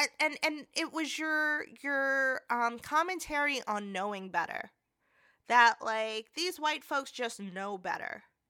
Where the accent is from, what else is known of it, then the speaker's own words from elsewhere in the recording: New York, United States; I come from New York.